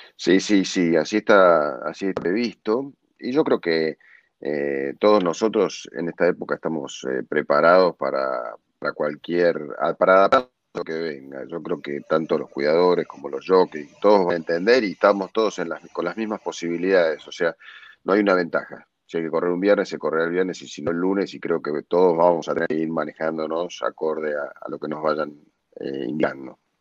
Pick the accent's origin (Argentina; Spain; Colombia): Argentina; como argentinos